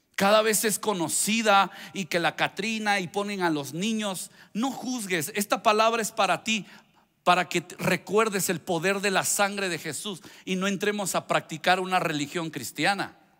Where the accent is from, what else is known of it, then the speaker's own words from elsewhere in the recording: Veracruz, Mexico; Soy, soy veracruzano